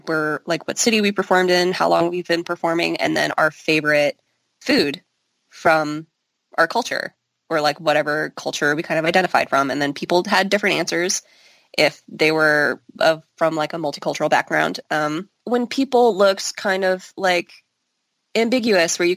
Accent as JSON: {"language": "English", "town": "St. Louis", "region": "Missouri", "country": "United States", "said": "I'm American. I'm from St. Louis."}